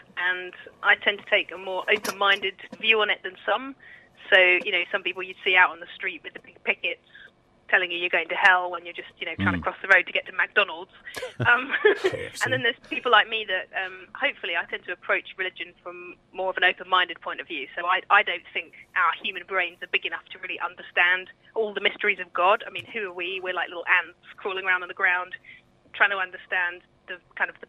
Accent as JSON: {"language": "English", "area": "Kent", "region": "South East England", "country": "United Kingdom", "said": "I'm from Kent"}